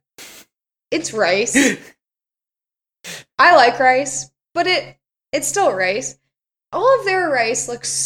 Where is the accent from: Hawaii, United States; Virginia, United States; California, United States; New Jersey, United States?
Virginia, United States; Richmond; Thomas and I grew up in Richmond, Virginia, the capital of the Confederacy.